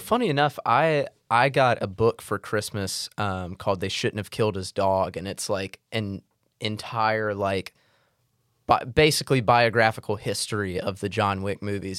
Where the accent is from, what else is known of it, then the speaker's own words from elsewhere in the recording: Mississippi, United States; I'm from Mississippi. We do biscuits.